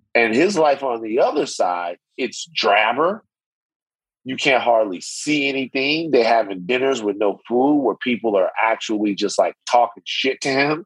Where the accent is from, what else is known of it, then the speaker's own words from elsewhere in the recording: Baton Rouge, Louisiana, United States; I'm from South Baton Rouge